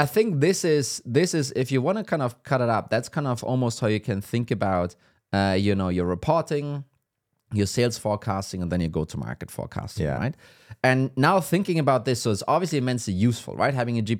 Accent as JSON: {"language": "English", "country": "Germany", "said": "I mean, I'm from Germany."}